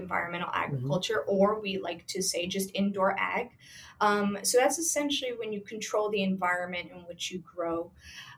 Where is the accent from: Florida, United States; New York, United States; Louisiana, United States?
New York, United States; Long Island; now in Queens, United States; I grew up in Long Island